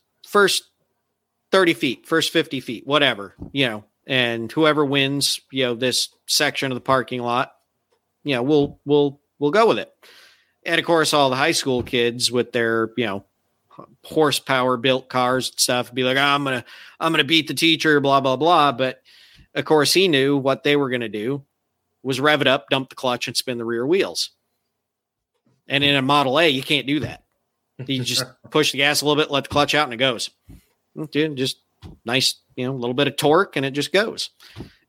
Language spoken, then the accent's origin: English; Michigan, United States; moved away; this 2-lane back road where I grew up in Michigan